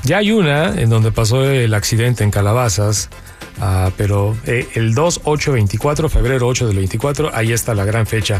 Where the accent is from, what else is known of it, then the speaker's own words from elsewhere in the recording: Mexico; also born or lived in California; now in Los Angeles, United States; ganamos los que somos de México